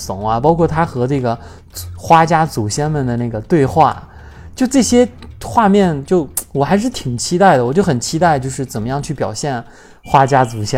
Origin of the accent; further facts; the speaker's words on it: China; 就说《花木兰》这部电影，就是是不是只是我们中国人在吐槽，但是国外人挺喜欢。